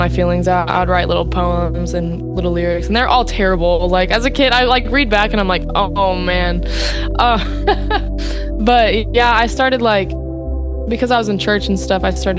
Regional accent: Dallas, Texas, United States; I am from Texas, the Dallas-Fort Worth area

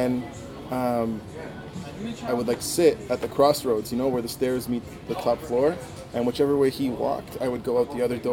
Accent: Mississauga, Ontario, Canada; also born or lived in Toronto; Grew up in Malton

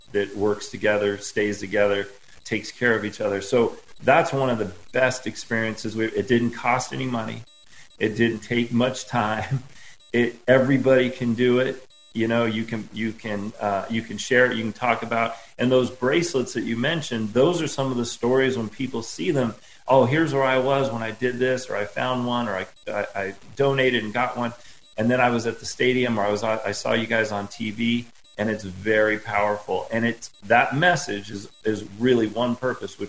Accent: California, United States; moved away as an adult; now in South Carolina, United States; we're from California, we're born and raised in California

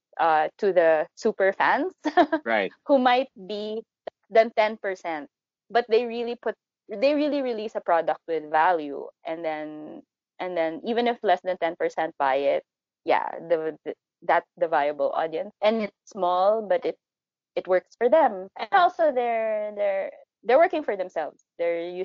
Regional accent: Philippines; we're Filipino authors

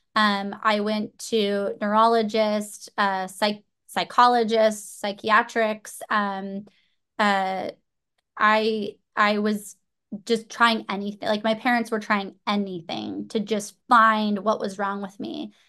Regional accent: Orange County, Southern California, United States; I grew up in Southern California, Orange County, my whole life, so I have never really left

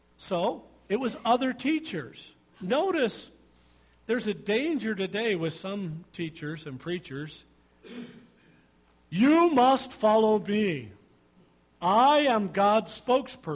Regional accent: United States; We are American Christians

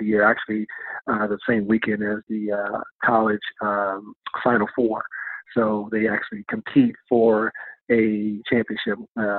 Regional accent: Washington, District of Columbia, United States; And being that I was from the Washington, D.C. area, I was very familiar with the WCAC, which is the Washington Catholic Athletic Conference

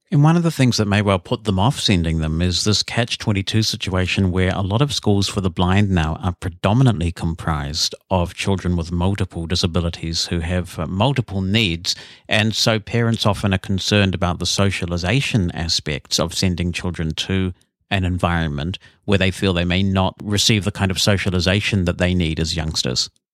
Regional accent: New Zealand; we've grown up with a lot of rugby in New Zealand

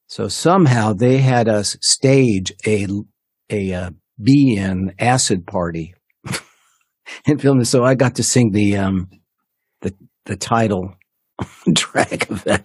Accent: Los Angeles, California, United States; now in Nashville, United States; And I was lucky because I was coming from California, which then was a novelty. There weren't many Los Angelinos coming to Nashville yet by 85.

